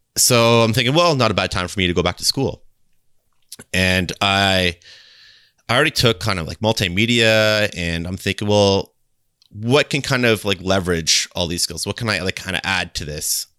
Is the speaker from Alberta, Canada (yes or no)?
no; Kitchener, Ontario, Canada; I'm from, um, Ontario, Canada, and I'm from a city called Kitchener